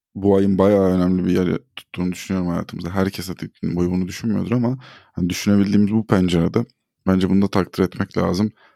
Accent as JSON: {"language": "Turkish", "country": "Turkey", "tie": "born or raised there", "said": "Burada doğup burada büyüdük."}